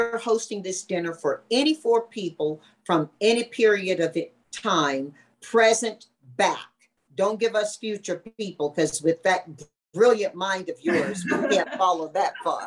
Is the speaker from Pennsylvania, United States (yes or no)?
no; Tarboro, North Carolina, United States; in my hometown, Tarboro, North Carolina, very small southern town